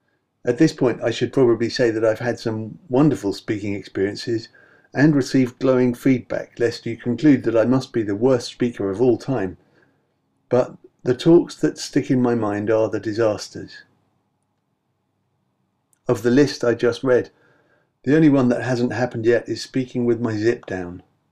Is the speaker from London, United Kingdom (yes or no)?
yes; London, United Kingdom; I was a wanker from London, said the most outspoken among them